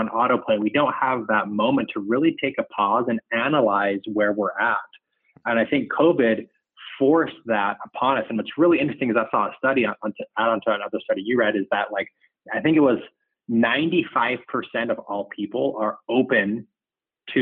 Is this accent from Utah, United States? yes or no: yes; Salt Lake City, Utah, United States; I grew up in Salt Lake City, Utah.